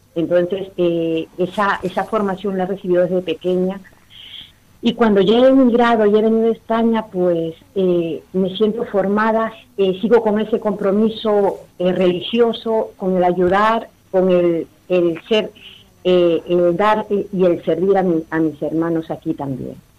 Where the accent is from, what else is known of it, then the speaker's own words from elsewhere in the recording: Lima, Peru; moved away; also born or lived in Callao, Peru; yo soy de Perú, de la capital de Lima. En mi infancia eh, fui educada por, en un colegio religioso, He participado, después nos mudamos al Callao